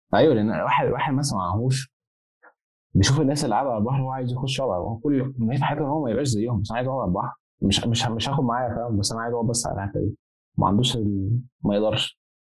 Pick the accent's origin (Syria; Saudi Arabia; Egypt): Egypt; now in Zaragoza, Spain; عندنا في مصر